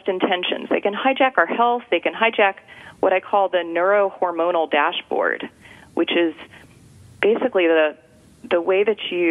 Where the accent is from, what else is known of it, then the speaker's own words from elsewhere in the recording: Anchorage, Alaska, United States; now in California, United States; I grew up in Anchorage, Alaska